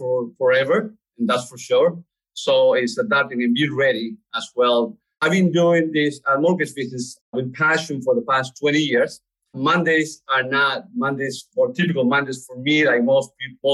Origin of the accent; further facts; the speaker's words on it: Lima, Peru; also born or lived in New York; now in Charlotte, United States; I was born in Peru, Lima, Peru.